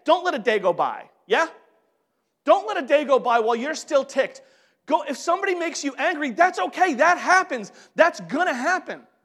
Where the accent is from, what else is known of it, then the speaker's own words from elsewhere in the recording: New York, United States; I'm from New York